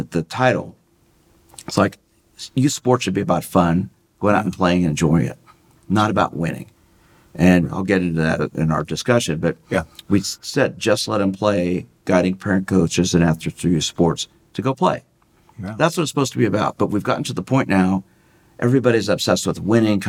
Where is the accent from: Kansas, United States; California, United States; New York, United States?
Kansas, United States; Mission; I grew up in Mission. I went to Shawnee Mission North High School